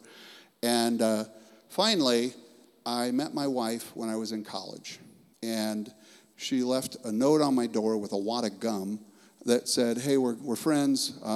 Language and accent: English; Los Angeles, California, United States; I was raised down in Los Angeles